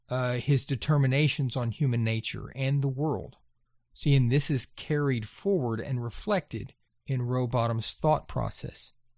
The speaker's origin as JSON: {"language": "English", "region": "Texas", "country": "United States", "tie": "born or raised there", "said": "Now, I grew up in Gulf Coast, Texas. I can tell you flat."}